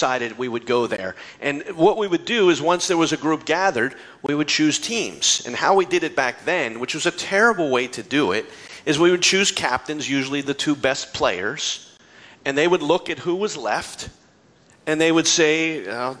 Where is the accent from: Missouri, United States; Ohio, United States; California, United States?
Ohio, United States; Hubbard; my hometown of Hubbard, Ohio